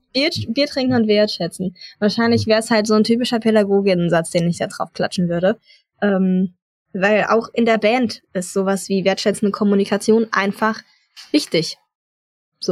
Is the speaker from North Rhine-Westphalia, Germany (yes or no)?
no; near Frankfurt, Hesse, Germany; moved away; Ich komme ursprünglich auch aus der Nähe Frankfurt